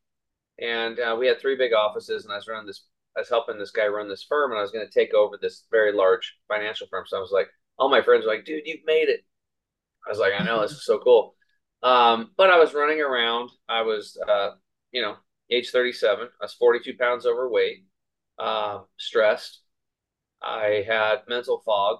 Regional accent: Eastern Oregon, United States; I grew up over here in Eastern Oregon on a small cattle and hay farm

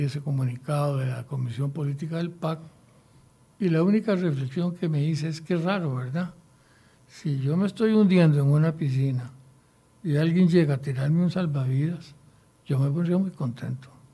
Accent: Costa Rica; me siento obligado como costarricense a contribuir en lo que yo pueda.

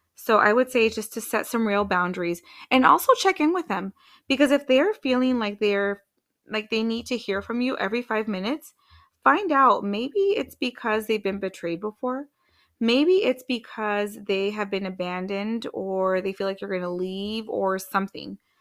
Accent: Washington, United States; moved away; also born or lived in Arizona; I'm from Washington State

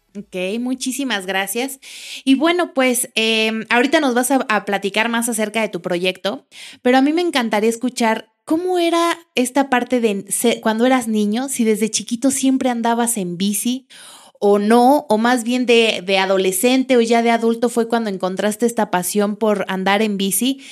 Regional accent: Mexico City, Mexico; now in Querétaro, Mexico; yo que vengo de la Ciudad de México

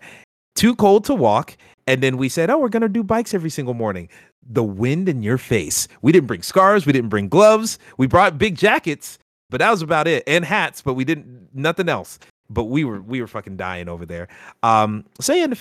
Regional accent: the South, United States; I grew up in the South

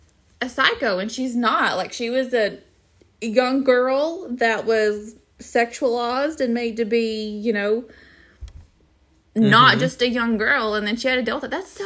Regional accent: the South, United States; Yes, I'm from the South. I had a pawpaw.

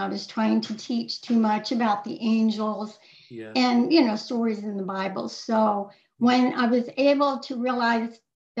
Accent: East Coast of Florida, United States; moved away as an adult; also born or lived in Virginia; I grew up on the East Coast of Florida

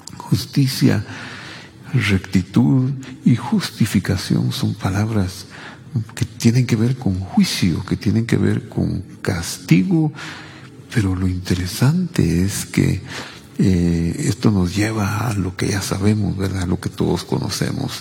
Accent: Cabricán, Quetzaltenango, Guatemala; la iglesia presbiteriana de mi pueblo, Cabricán, que es Altenango

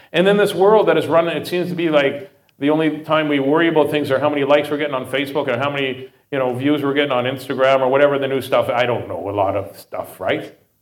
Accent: Saskatoon, Saskatchewan, Canada; also born or lived in Regina; I grew up in uh, Saskatoon. I was born in Regina, grew up in Saskatoon.

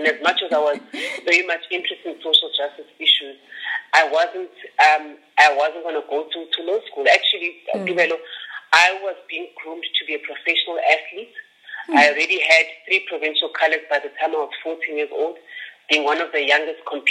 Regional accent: Johannesburg, Gauteng, South Africa; also born or lived in Soweto; So I was born in Soweto, and then grew up in a very small suburb in the south of Johannesburg called Mayfield Park.

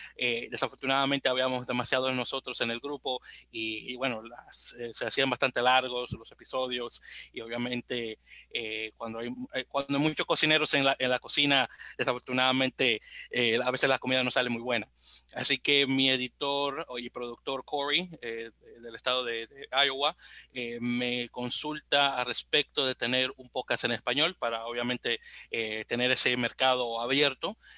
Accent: Santo Domingo, Dominican Republic; now in New York, United States; aunque vivo en la bella ciudad de Nueva York, soy originario de Santo Domingo de Guzmán, República Dominicana

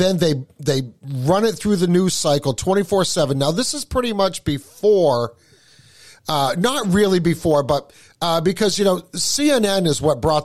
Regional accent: New England, United States; we're both from New England

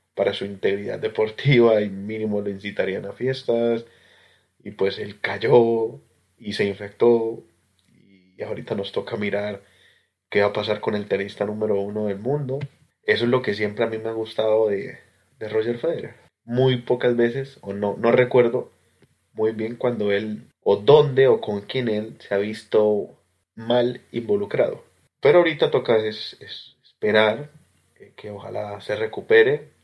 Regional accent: Colombia; now in Australia; como colombiano

